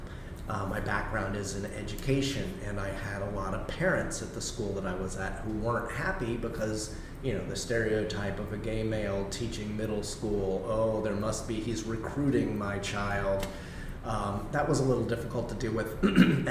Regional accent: Miami, Florida, United States; I'm a Miami native. I grew up in Miami-Dade County in the 1980s.

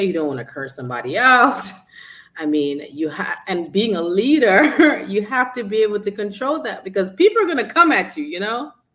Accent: New York City, New York, United States; I'm from Brooklyn

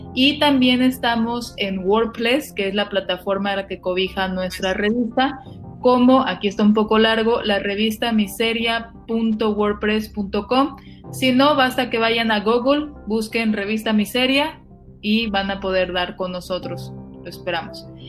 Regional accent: Tampico, Tamaulipas, Mexico; Yo soy de Tampico

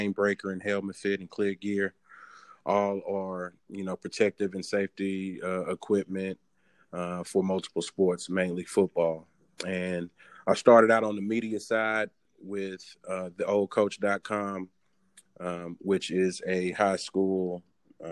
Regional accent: Houston, Texas, United States; moved away as an adult; also born or lived in Oklahoma; I grew up in Houston, Texas

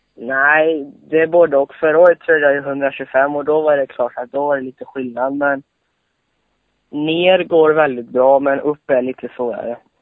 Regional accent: Borås, Västra Götaland, Sweden; Jag kommer från eh, Borås ungefär

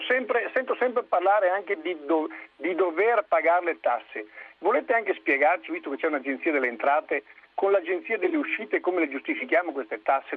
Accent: Veneto, Italy; sono veneto

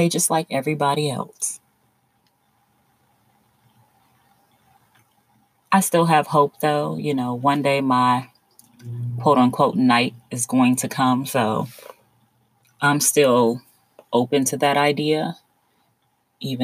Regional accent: South Florida, United States; I was born and raised in South Florida

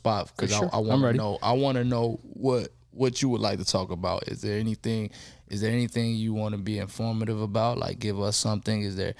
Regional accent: Chicago, Illinois, United States; I'm from Chicago.

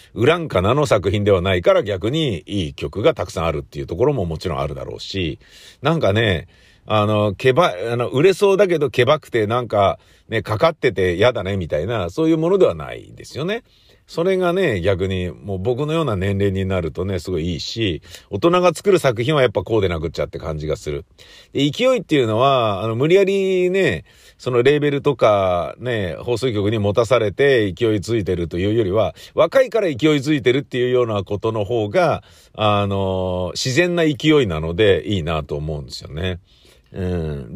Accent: Tokyo, Japan

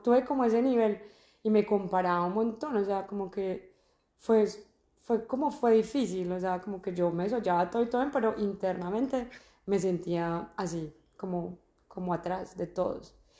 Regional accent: Armenia, Quindío, Colombia; moved away as an adult; also born or lived in Medellín, Colombia; now in Australia; yo soy de Armenia, llevo en Australia tres años y cuatro meses

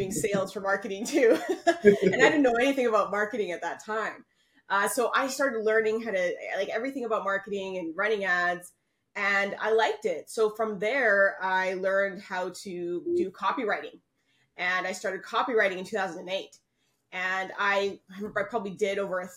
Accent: Canada; moved away as an adult; now in Panama; I'm from Canada, but my family, my parents, my husband, everyone's from Panama. And I actually moved down to Panama

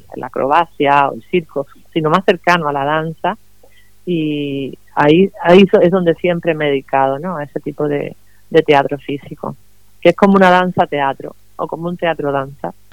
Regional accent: Cuba; also born or lived in Madrid, Spain; now in Los Alcázares, Spain; yo nací en Cuba, pero hace muchos años que vivo en España, primero en Madrid, que donde llevaba viviendo 20 años, y luego ahora aquí en este pueblo, en Los Alcázares

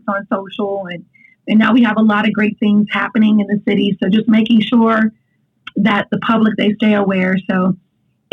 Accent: Augusta, Georgia, United States; Augusta's my hometown

